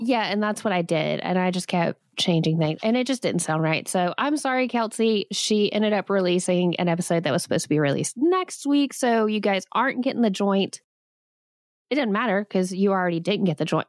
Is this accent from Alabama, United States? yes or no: yes; Alabama, United States; I grew up in Alabama